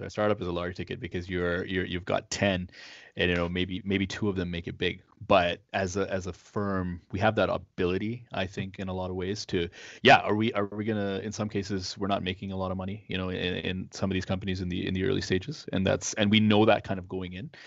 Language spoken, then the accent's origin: English; Toronto, Ontario, Canada; now in Ottawa, Canada; I grew up in Toronto